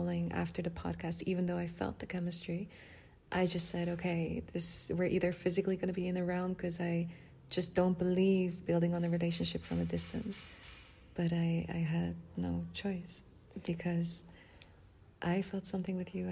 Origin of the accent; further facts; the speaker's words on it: Netherlands; I'm from Holland